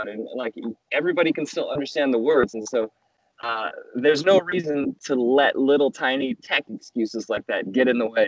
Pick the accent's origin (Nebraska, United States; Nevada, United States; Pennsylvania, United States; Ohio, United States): Nevada, United States; Las Vegas; I grew up in Las Vegas, big city